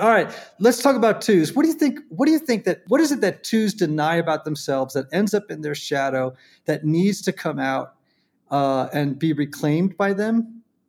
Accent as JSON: {"language": "English", "town": "Greenwich", "region": "Connecticut", "country": "United States", "tie": "born or raised there", "said": "I grew up in Greenwich, Connecticut"}